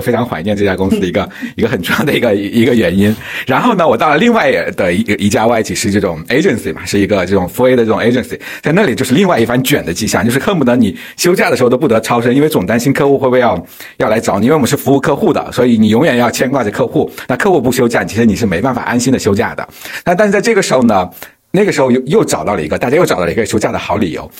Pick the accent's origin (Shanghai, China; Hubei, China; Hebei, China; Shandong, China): Hubei, China; also born or lived in Wuhan; now in Beijing, China; 我是湖北人嘛，那我夏天要在武汉上的学